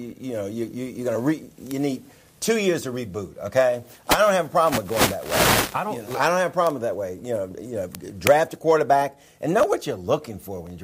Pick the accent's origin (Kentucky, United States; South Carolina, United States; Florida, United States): Kentucky, United States; Louisville; We're both from Louisville